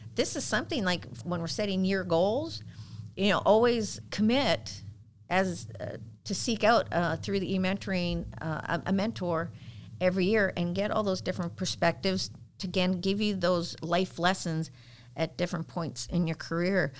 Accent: Canada; now in United States; I was a Girl Guide when I was growing up in Canada.

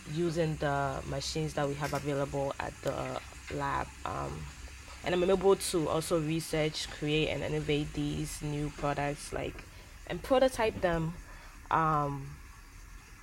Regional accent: Ghana; moved away; I was born and raised in Ghana

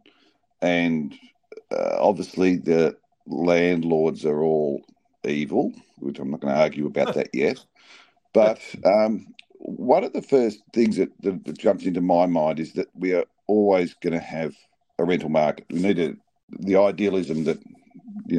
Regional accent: Melbourne, Victoria, Australia; moved away as an adult; I grew up in Melbourne, but left Melbourne 30 years

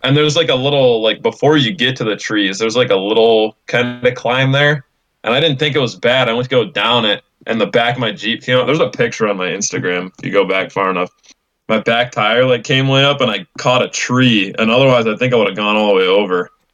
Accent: Illinois, United States; I'm from Illinois

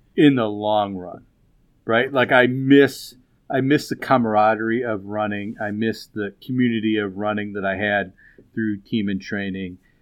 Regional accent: Chicago, Illinois, United States; moved away; Chicago's my hometown. I lived there for a long time

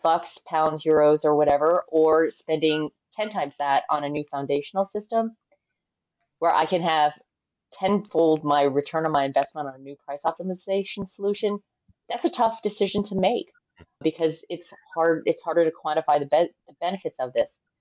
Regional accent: United States; I am American

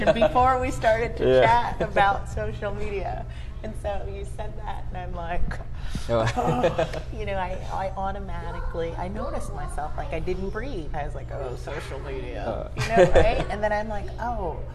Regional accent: United States; she thought of me as the American

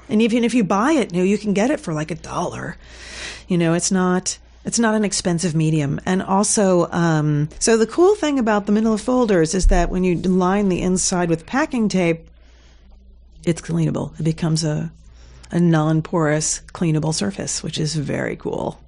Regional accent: South Carolina, United States; accent: Southern; moved away; also born or lived in New Jersey; I was born in New Jersey and then I lived in South Carolina in my language years

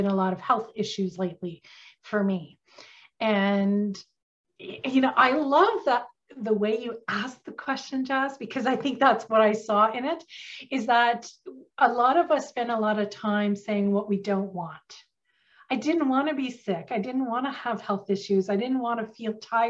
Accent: Northern Ontario, Canada; accent: country twist; now in Ottawa, Canada; I have a little bit of a country twist to me because I'm from Northern Ontario originally

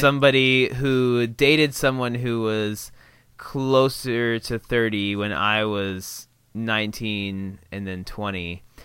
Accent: Indiana, United States; growing up in Indiana

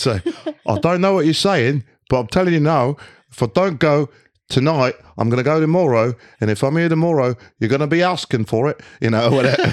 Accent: London, United Kingdom; also born or lived in Berlin, Germany; I grew up in London, you know, not too far out from my mom's place. It's like, it's about like maybe three miles away from Hackney Wick, around that area.

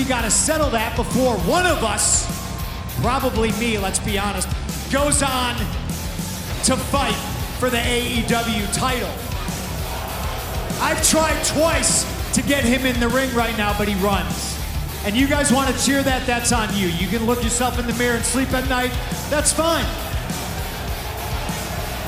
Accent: Chicago, Illinois, United States; my hometown, Chicago, Illinois

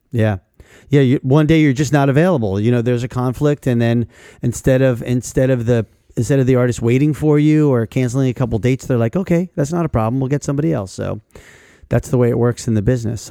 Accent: New York City area, New Jersey, United States; I grew up in the New York City area

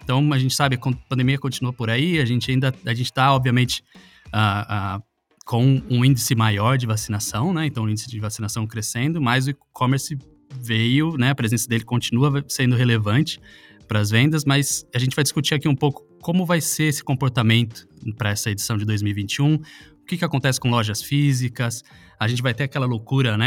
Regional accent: Salto, São Paulo, Brazil; a cidade onde eu nasci, que é em Salto no é, interior de São Paulo

